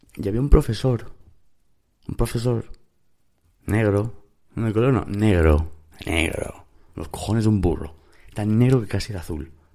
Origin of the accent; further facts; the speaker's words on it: Spain; also born or lived in United States; es cierto que soy español, pero también es cierto que me fui a España con casi tres años.